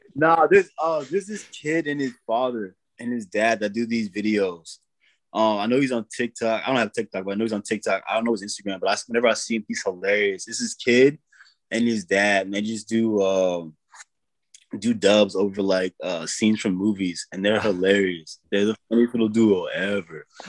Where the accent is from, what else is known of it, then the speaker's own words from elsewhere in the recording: Kentucky, United States; moved away; also born or lived in Wyoming / Tennessee; I was raised in Kentucky uh, for a while and then moved to Wyoming.